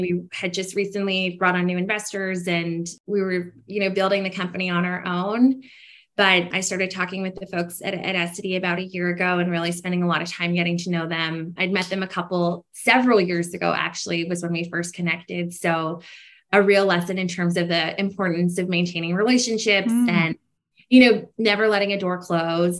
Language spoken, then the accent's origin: English; Canada; I'm a Canadian founder. We're based in Canada.